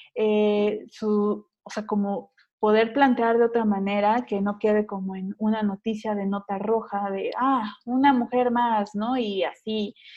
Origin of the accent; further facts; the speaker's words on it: Mexico City, Mexico; soy de la Ciudad de México